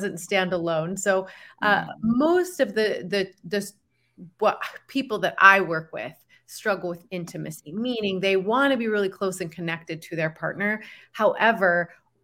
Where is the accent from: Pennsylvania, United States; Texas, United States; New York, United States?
Texas, United States; Dallas; moved away as an adult; now in Boise, United States; originally from Dallas, Texas. So I moved up here with my husband 22 years ago